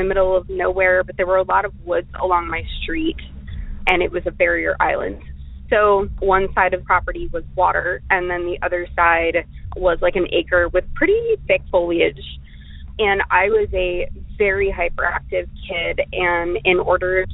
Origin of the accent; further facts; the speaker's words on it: Florida, United States; moved away; I was raised in Florida